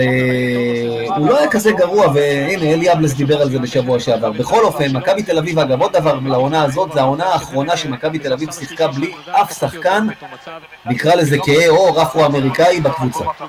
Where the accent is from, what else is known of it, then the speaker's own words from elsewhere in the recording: Rishon LeZion, Central District, Israel; בתור ילד רשל"צי